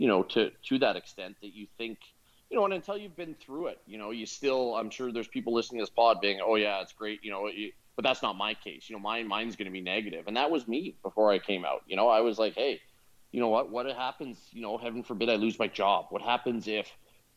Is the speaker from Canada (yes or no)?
yes; West Coast of Canada, British Columbia, Canada; I'm from the West Coast, where obviously it's a year-round climate where you can actually play rugby in Canada year-round.